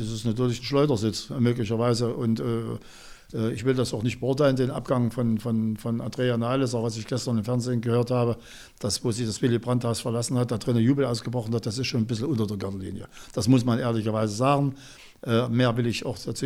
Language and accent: German; Jena, Thuringia, Germany; meiner Heimatstadt Jena, und ich bin hier geboren, ich bin Jenenser